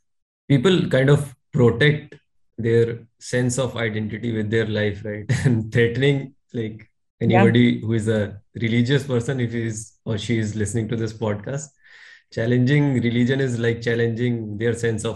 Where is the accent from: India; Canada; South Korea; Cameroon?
India; I'm a core Indian at heart